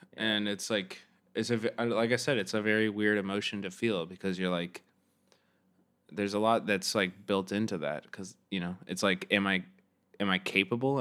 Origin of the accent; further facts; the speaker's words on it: Kansas City, Missouri, United States; moved away as an adult; also born or lived in Chicago; I grew up in Kansas City, Missouri